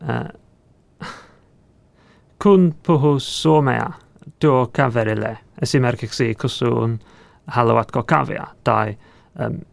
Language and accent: Finnish; England, United Kingdom; Finnish is a second language; now in Helsinki, Finland; olen ohjel, ohjelmistoinsinööri Lidfiderssä Helsingissä. Muutin Suomen Englannista viime kesäkuussa.